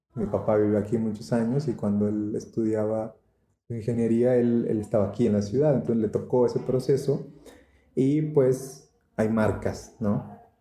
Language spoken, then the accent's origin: Spanish; Tamaulipas, Mexico; yo soy de Tamaulipas